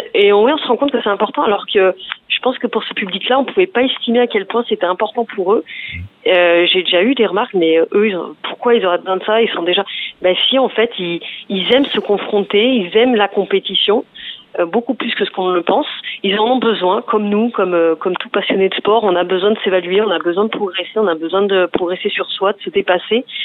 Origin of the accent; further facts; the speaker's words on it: Provence-Alpes-Côte d'Azur, France; je viens de la Provence-Alpes-Côte d'Azur